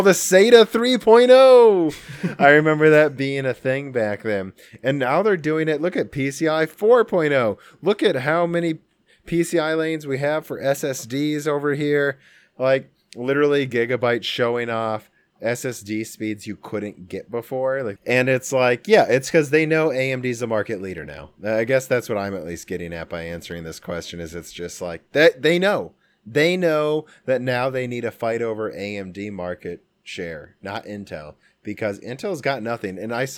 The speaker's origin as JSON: {"language": "English", "region": "Midwest", "country": "United States", "said": "well, we're from the Midwest, so we're all coal miners, right, Dan?"}